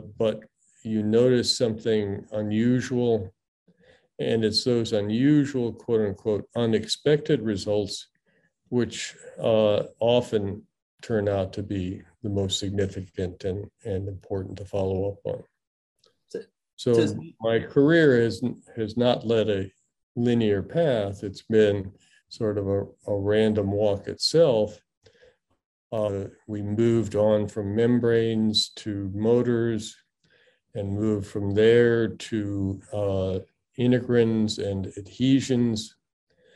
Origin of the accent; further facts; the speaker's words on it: Midland, Michigan, United States; also born or lived in Singapore; now in Galveston, United States; I grew up in Midland, Michigan, which is the home of Dow Chemical Company